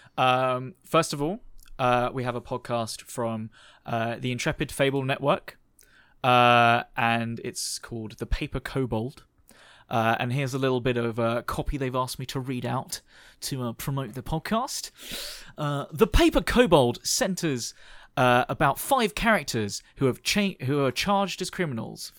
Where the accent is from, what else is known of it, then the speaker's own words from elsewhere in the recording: United Kingdom; they're very, uh, British like us